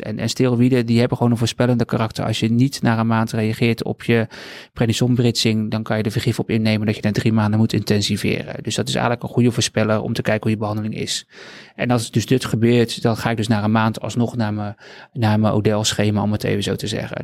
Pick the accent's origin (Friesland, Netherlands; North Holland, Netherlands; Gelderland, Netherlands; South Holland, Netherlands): South Holland, Netherlands; Rotterdam; ik woon al heel mijn leven in Rotterdam